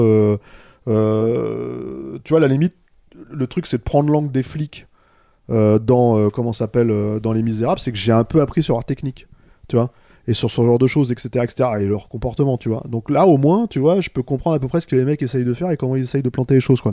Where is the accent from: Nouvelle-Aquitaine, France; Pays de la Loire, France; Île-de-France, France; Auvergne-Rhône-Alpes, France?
Île-de-France, France; Paris; je suis un parisien pur jus.